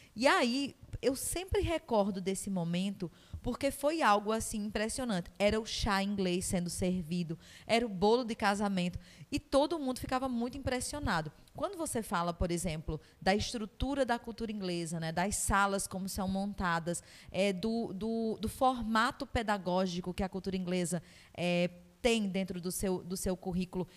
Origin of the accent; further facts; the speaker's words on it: Northeast Region, Brazil; Enquanto nordestinos